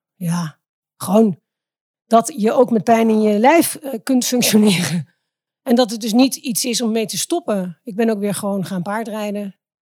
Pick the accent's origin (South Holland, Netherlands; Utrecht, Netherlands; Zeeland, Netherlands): Utrecht, Netherlands; Driebergen; also born or lived in Zeist; ik ben ehm, in de bossen opgegroeid in Driebergen